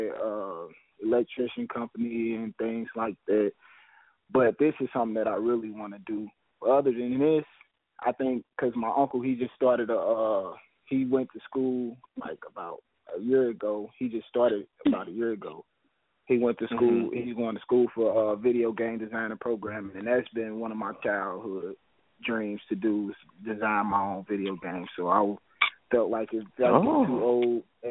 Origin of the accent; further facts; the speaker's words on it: St. Louis, Missouri, United States; I'm from St. Louis, Missouri